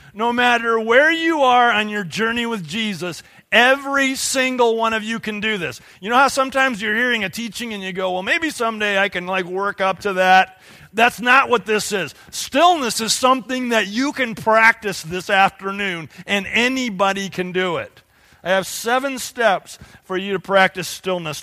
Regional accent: United States; we, as productive American Christians

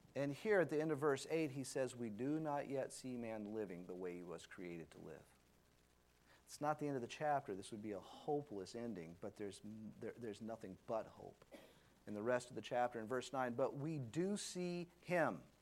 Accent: Louisiana, United States; I was a big New Orleans Saints fan because I grew up in Louisiana.

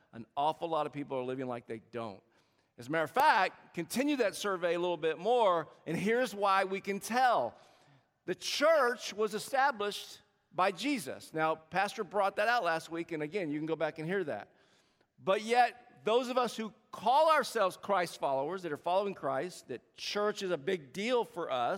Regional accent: South Carolina, United States; moved away as an adult; now in Bay Area, United States; I'm born and raised in South Carolina, and every now and then you can tell with the accent.

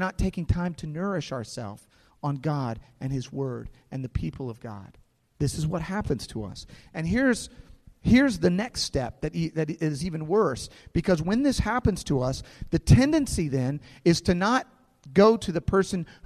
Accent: St. Louis, Missouri, United States; some friends that I grew up with here in St. Louis

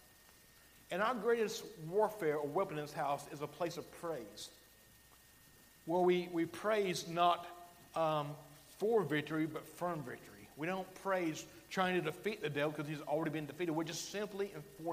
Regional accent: Alabama, United States; accent: Alabama; my Alabama accent

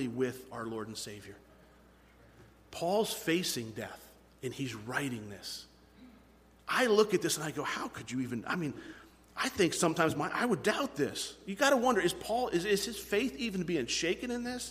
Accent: United States; we fall short as American Christians

